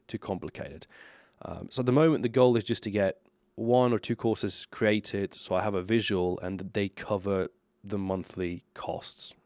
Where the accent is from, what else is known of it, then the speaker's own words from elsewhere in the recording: Slovenia; English is a second language; as a Slovenian person, born and raised in Slovenia